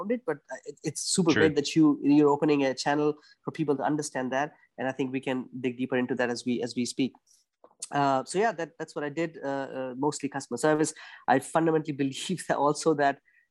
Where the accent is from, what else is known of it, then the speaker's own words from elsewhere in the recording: India; moved away as an adult; now in Germany; I'm from India originally. I moved to Germany in 2008 for my master's